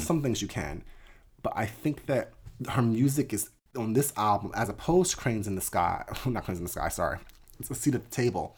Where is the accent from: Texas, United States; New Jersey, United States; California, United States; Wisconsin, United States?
New Jersey, United States; also born or lived in Jenkintown, Pennsylvania; I grew up in the South Jersey area